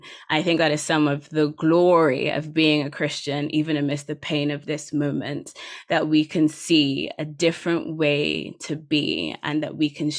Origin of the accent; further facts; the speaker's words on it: Nigeria; my being Nigerian has always been mediated to me by the surrounding cultural context. And so for me to physically be in Nigeria is in some ways a different form of being Nigerian than the one I grew up in.